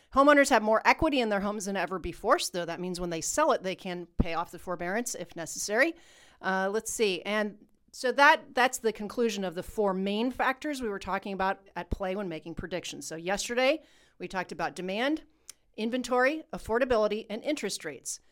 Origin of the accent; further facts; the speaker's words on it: United States; we're American